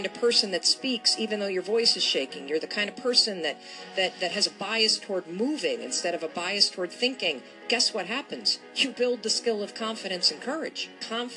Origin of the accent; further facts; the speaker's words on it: Western Michigan, United States; moved away as an adult; also born or lived in New York / Boston; I grew up in Western Michigan